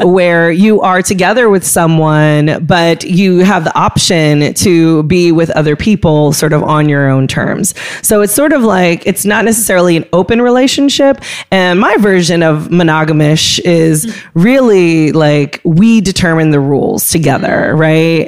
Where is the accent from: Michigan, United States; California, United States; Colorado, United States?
California, United States; moved away; growing up in California